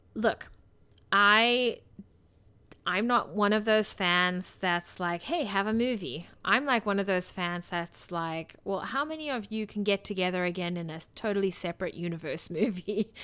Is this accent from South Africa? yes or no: yes; South Africa; moved away; this is somewhat how I grew up in South Africa